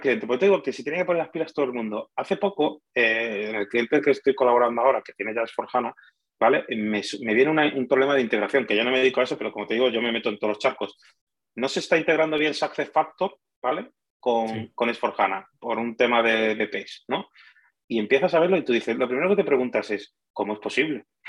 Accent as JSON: {"language": "Spanish", "town": "Málaga", "region": "Andalusia", "country": "Spain", "also_born_or_lived": "Madrid", "said": "El, que es de Málaga de verdad soy yo"}